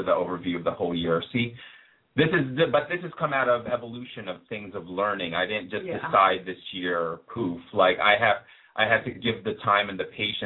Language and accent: English; New Jersey, United States; now in New York, United States; I'm from New Jersey, so I have the right to tan and use a lot of hairspray